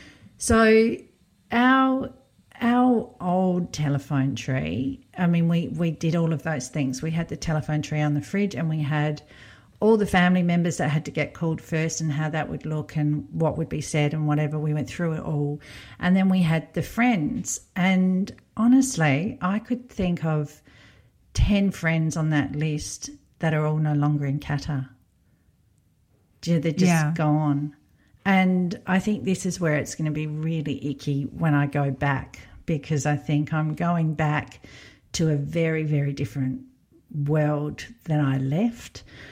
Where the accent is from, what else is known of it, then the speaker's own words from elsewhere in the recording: Belgium; now in Poland; Like in my home country of Belgium, a lot of the kids would be better off.